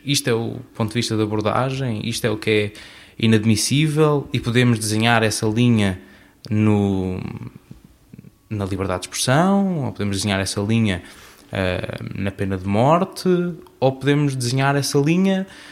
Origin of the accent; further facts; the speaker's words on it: Azores, Portugal; Eu sou açoriano